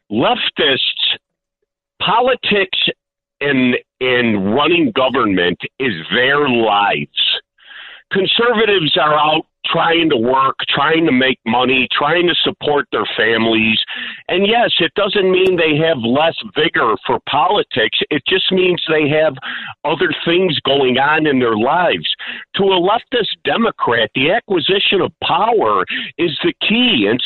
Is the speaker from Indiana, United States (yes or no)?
no; Chicago, Illinois, United States; now in Blue Island, United States; I grew up in Mount Greenwood